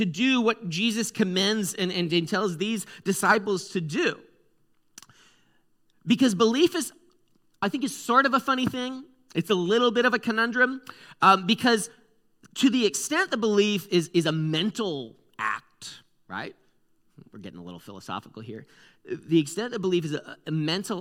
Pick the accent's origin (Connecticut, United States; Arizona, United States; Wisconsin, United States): Connecticut, United States; I'm from the East Coast, guys. You should have known. I'm from Connecticut.